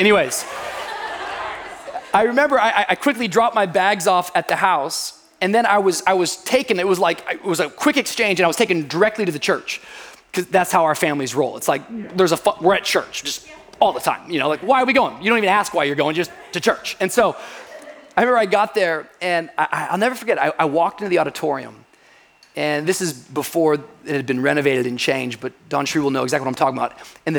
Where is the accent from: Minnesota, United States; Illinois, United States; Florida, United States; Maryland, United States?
Florida, United States; Miami; I'm from Miami.